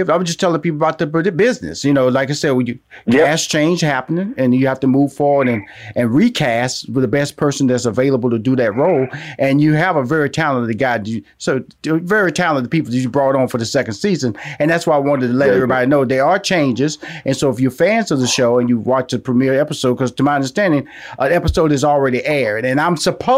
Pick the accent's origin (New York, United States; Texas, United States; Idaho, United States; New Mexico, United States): Texas, United States; Houston; I was born in the Fifth Ward. I lived there the first ten years of my life.